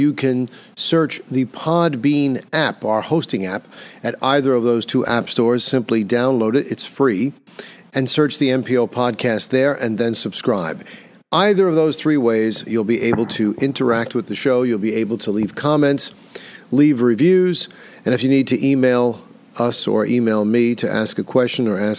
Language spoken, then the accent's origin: English; New York City, New York, United States; here in my hometown of New York City